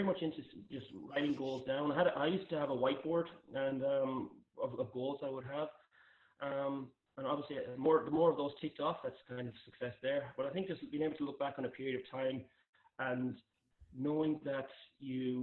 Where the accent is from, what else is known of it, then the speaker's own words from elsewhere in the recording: Ireland; moved away as an adult; also born or lived in North America; Growing up in Ireland